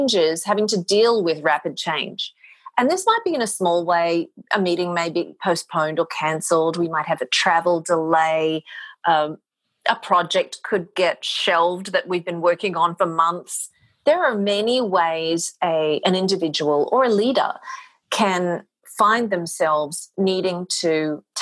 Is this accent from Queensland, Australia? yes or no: yes; Mackay, Queensland, Australia; moved away as an adult; now in New York City, United States; I am originally from Australia. I moved to New York City in the year 2000